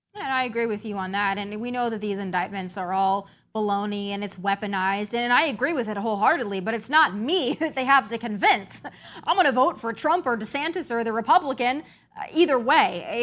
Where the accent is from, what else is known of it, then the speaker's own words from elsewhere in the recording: South Dakota, United States; I'm from South Dakota